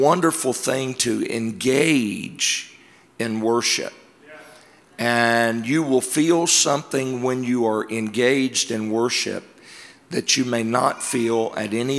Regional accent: Georgia, United States; I'm from Georgia

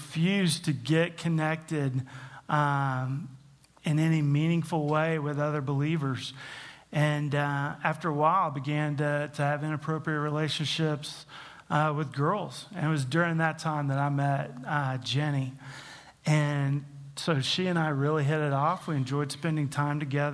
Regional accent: Tulsa, Oklahoma, United States; I grew up in Tulsa, Oklahoma, as the oldest of four

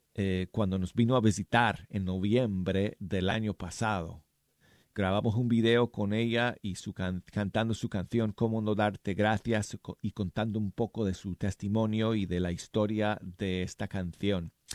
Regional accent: Denver, Colorado, United States; moved away; mi ciudad natal de Denver, Colorado

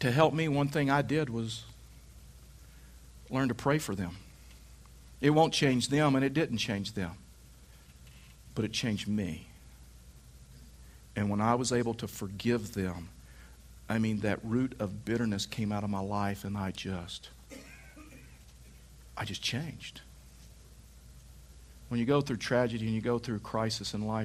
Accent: Texas, United States; I was raised in Texas

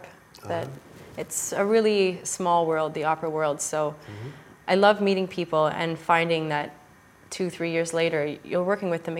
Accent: Ottawa, Ontario, Canada; also born or lived in Toronto; I'm from Ottawa, and all my extended family is there

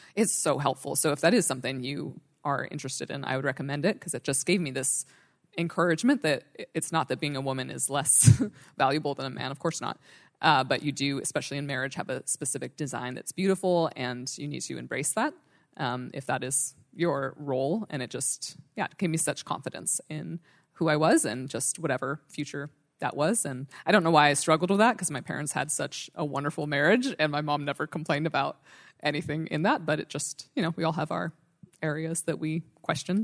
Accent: Northern California, United States; I grew up in Northern California

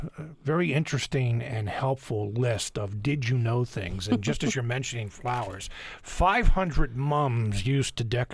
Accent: Chester County, Pennsylvania, United States; I'm originally from Chester County. Mm-hmm. Unionville in southern Chester County is horse country.

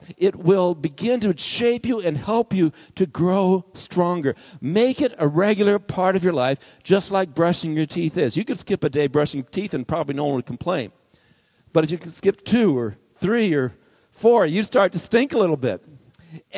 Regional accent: Arizona, United States; I grew up here in Arizona where nothing grows, really.

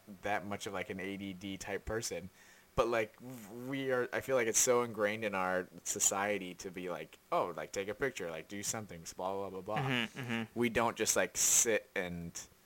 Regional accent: United States; As an American

